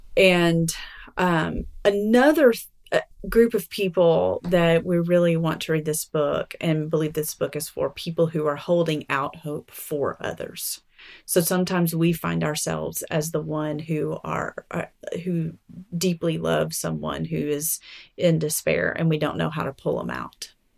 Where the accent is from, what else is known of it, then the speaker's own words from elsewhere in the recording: Alabama, United States; now in Arkansas, United States; I'm from Alabama